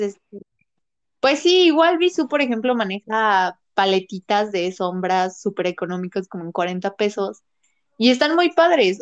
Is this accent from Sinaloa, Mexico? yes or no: no; Puebla, Mexico; soy, soy de Puebla